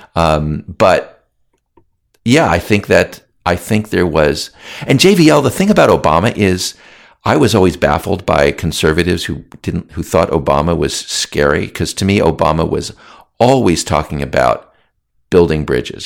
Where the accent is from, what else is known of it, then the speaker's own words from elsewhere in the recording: United States; I was born in the United States